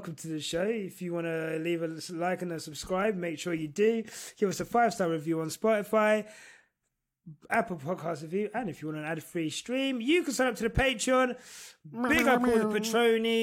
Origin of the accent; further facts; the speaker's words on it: London, United Kingdom; As a Londoner